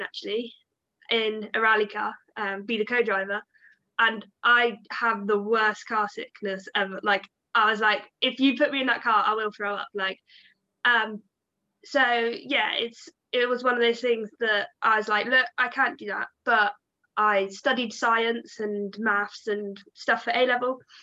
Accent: Devon, South West England, United Kingdom; I come from the Southwest, so down in Devon

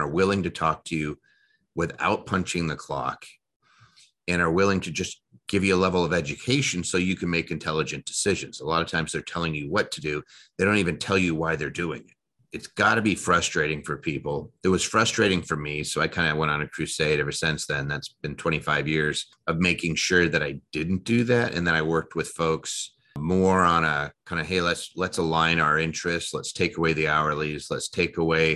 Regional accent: United States; also born or lived in Media, Pennsylvania / Seattle, Washington; now in Las Vegas, United States; I grew up between actually Philadelphia, Pennsylvania, actually a place called Media, and moved out to Washington.

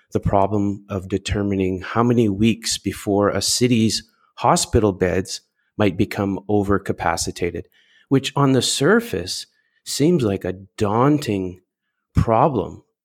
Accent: Canada; I'm Canadian

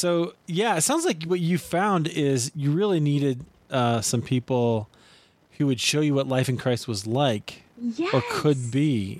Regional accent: Iowa, United States; now in Colorado, United States; So I grew up in Iowa.

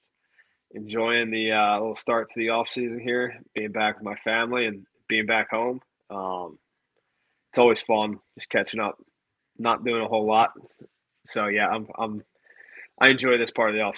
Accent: Philadelphia, Pennsylvania, United States; growing up in Pennsylvania

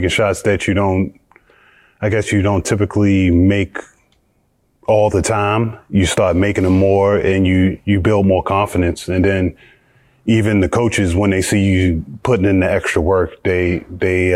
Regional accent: United States; moved away as an adult; also born or lived in Belgium / Georgia / Spain / Russia; as an American

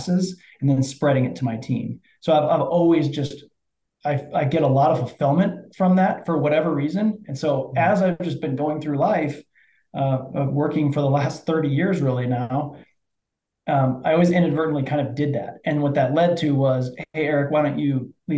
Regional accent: Iowa, United States; I grew up in the Midwest in Iowa and was raised in the cornfields

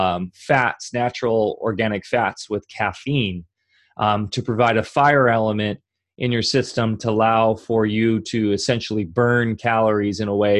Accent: Orange County, California, United States; I grew up in Orange County in the 90s

